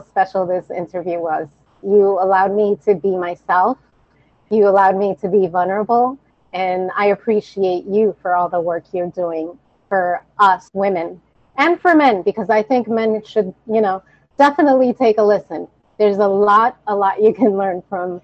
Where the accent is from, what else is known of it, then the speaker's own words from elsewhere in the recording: New York, United States; I am the daughter of Dominican immigrants. I was born and raised in New York.